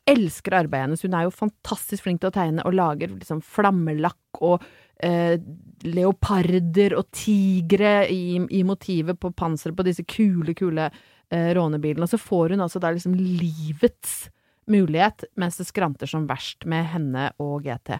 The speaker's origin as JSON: {"language": "Norwegian", "town": "Brøttum", "region": "Innlandet", "country": "Norway", "said": "til å være fra Brøttum"}